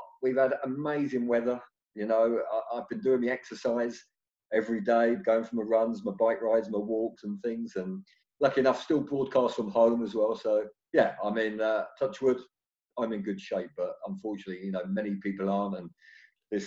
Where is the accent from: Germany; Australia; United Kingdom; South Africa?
United Kingdom; Bracknell, South East England; also born or lived in Reading; I was a local boy, obviously. You know, I grew up in Bracknell. I went to school in Bracknell. I was born in Reading.